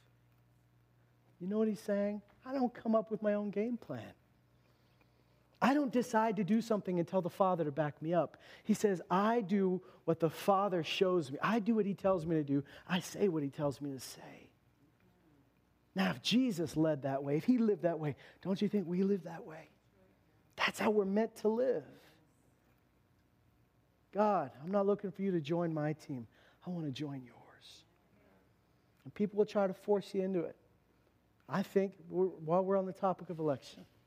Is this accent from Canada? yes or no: yes; Canada; we're Canadians